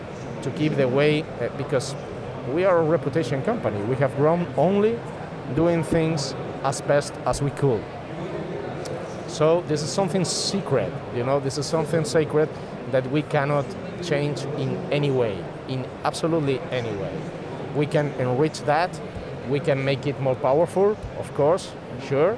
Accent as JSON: {"language": "English", "country": "Spain", "second_language": "English", "said": "We are from Spain, so we speak Spanish."}